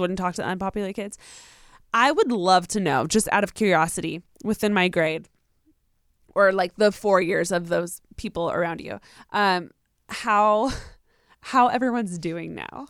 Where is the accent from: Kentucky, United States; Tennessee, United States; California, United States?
California, United States; Riverside; I'm from Riverside